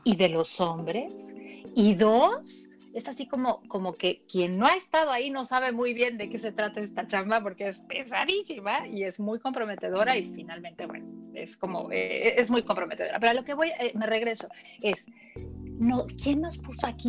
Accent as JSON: {"language": "Spanish", "country": "Mexico", "said": "yo que soy mexicana de ahí lo, vivo"}